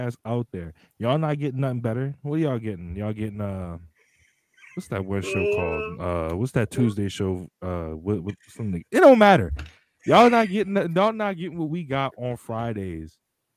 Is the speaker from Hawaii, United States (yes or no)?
no; Louisiana, United States; I'm from Louisiana